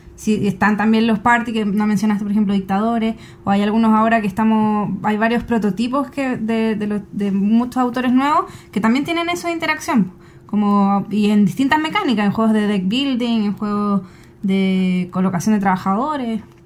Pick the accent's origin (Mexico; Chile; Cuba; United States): Chile; nosotros como chilenos